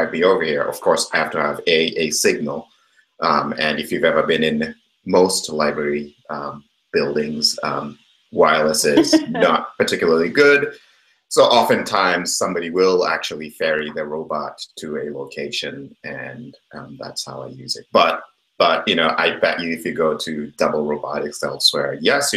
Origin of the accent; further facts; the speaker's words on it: Kenya; moved away; I grew up in Kenya